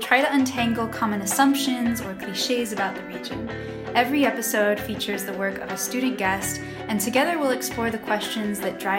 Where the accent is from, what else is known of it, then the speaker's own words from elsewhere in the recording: United States; moved away as an adult; also born or lived in Kazakhstan; I'm from the US